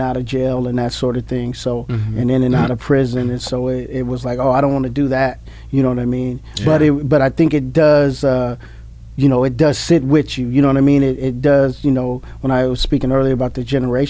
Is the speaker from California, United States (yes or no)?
yes; Bakersfield, California, United States; moved away as an adult; also born or lived in Kansas / Utah / Salt Lake City, Utah; now in Fresno, United States; I grew up in Bakersfield, California